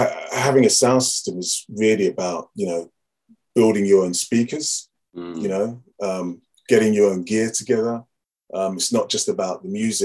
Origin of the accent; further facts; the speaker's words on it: Harrow, London, United Kingdom; Grew up in Harrow. I grew up in a town called Harrow